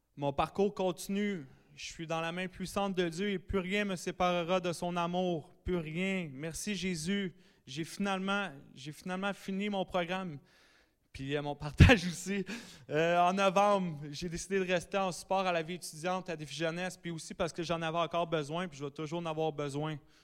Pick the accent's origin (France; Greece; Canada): Canada; Sainte-Adèle, Quebec; je viens de Saint-Adèle dans les Laurentides